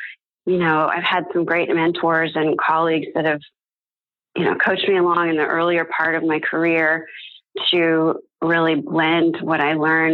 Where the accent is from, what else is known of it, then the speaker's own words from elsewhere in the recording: San Francisco, California, United States; moved away as an adult; also born or lived in Providence, Rhode Island; now in Dallas, United States; my home city of San Francisco and my current home, Dallas, Texas